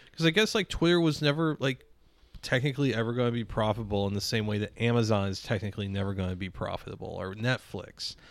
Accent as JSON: {"language": "English", "area": "North County, St. Louis", "region": "Missouri", "country": "United States", "tie": "born or raised there", "said": "growing up in fucking North County and, like, the aughts"}